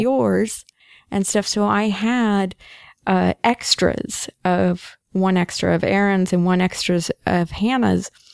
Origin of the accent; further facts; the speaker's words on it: United States; I'm an American, I'm up here in Canada